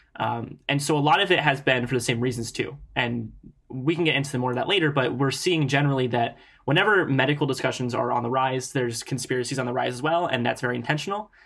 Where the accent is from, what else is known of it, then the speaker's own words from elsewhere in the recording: Ohio, United States; my home state